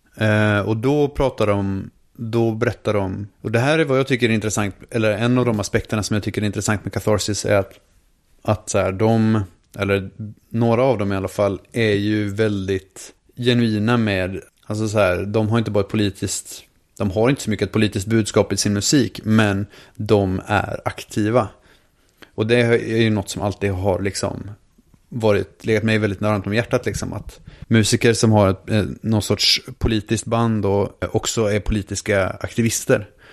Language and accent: Swedish; Linköping, Östergötland, Sweden; Vi är från Linköping båda två